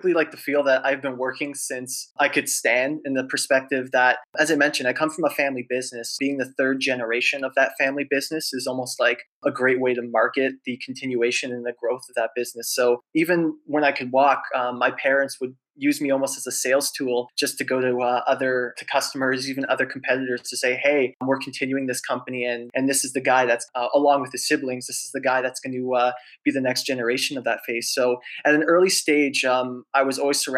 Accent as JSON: {"language": "English", "town": "Toronto", "region": "Ontario", "country": "Canada", "said": "So super happy to be a Torontonian"}